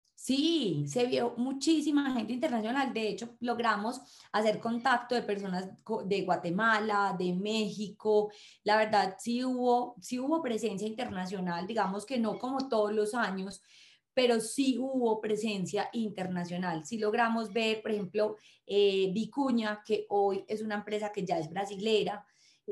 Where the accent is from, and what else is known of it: Colombia